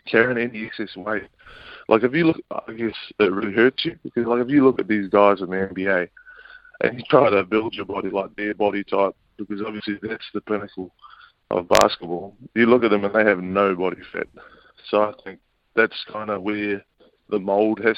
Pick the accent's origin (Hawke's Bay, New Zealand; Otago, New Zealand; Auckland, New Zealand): Auckland, New Zealand; Yeah, I was brought up out west in Auckland